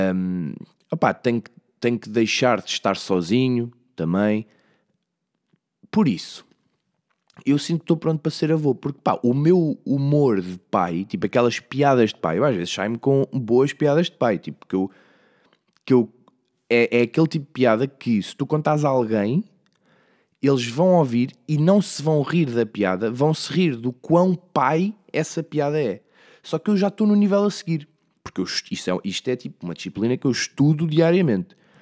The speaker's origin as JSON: {"language": "Portuguese", "town": "Leiria", "region": "Centro", "country": "Portugal", "said": "eu sou mesmo de Leiria, sou mesmo desta zona"}